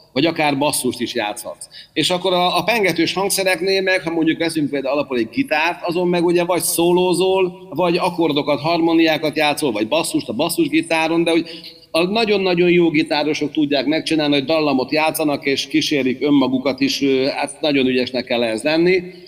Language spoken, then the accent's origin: Hungarian; Hungary; magyar vagyok